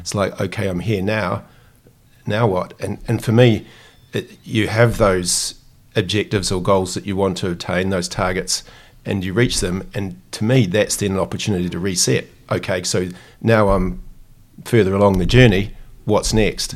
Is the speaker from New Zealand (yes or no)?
yes; New Zealand; as a Kiwi